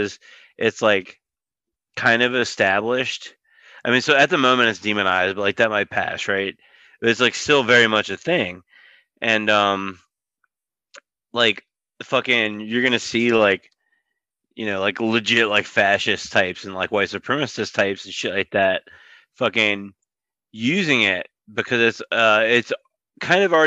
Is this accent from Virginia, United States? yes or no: yes; Richmond, Virginia, United States; I live in Richmond, it's like my hometown